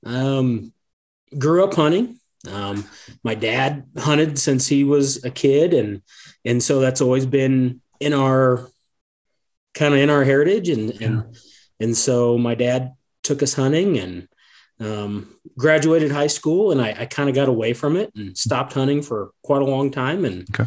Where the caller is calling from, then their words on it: Sidney, Nebraska, United States; So I am in Sydney, Nebraska.